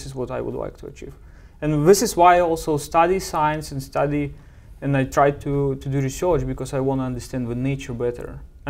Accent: Belarus; Yeah, in a small town, about 10,000 people population.

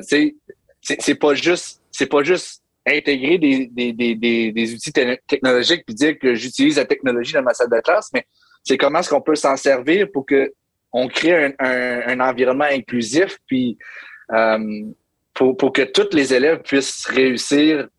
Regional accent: Hearst, Ontario, Canada; moved away as an adult; also born or lived in Toronto area, Ontario; now in St. John's, Canada; je suis franco-ontarien, donc euh, je viens du nord de l'Ontario. Je viens d'une petite ville très francophone qui s'appelle Hearst, Ontario.

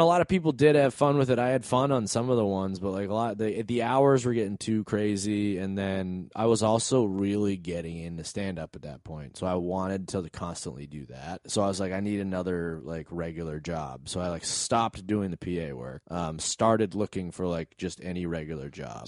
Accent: New England, United States; moved away; We're all from New England.

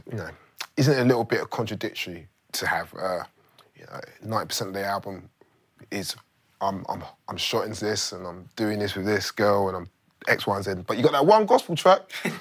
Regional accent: London, United Kingdom; I'm from London

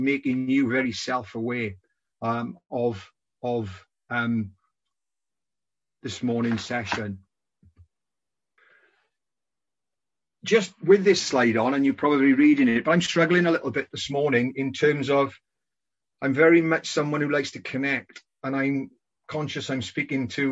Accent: Welsh Valleys, Wales, United Kingdom; moved away as an adult; also born or lived in Hong Kong; Growing up in the Welsh Valleys

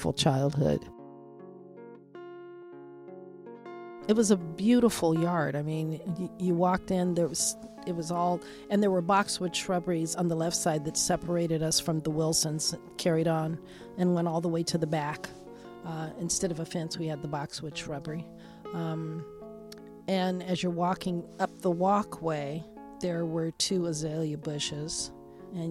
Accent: Portland, Oregon, United States; growing up in Albina

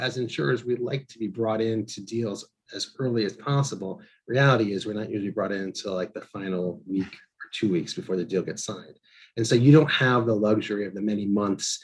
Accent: Northeast, United States; I'm from the Northeast and I live in the Northeast.

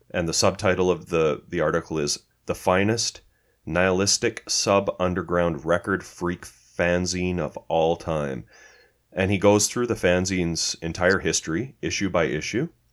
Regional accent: Canada; we're Canadian

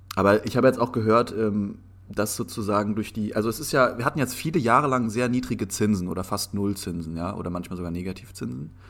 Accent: Germany; wir sind im Endeffekt in einer Zwickmühle als, als deutsche Bürger oder als, als Deutscher in Europa

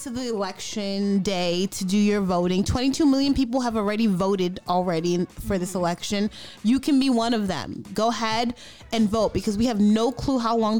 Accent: New York, United States; I'm from New York.

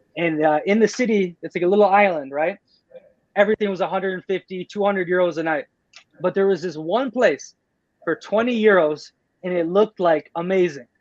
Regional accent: United States; moved away; also born or lived in Playa del Carmen; I am beyond blessed and grateful to be born in America when I was born in America

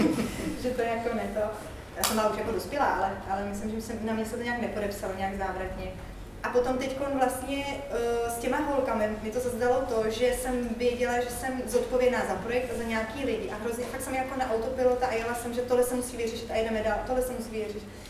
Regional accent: Czechia; jsem hrozně jako hrdá, pišná na to, že jsem Čech

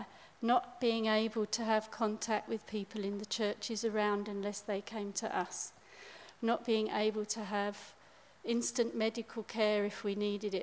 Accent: England, United Kingdom; moved away as an adult; also born or lived in South Africa / Lesotho; as an English person

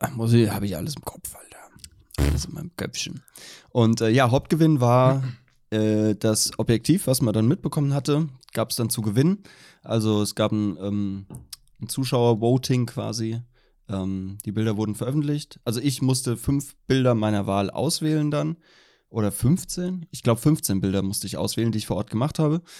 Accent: Allendorf, Hesse, Germany; wo ich aufgewachsen bin, meine Hometown Allendorf

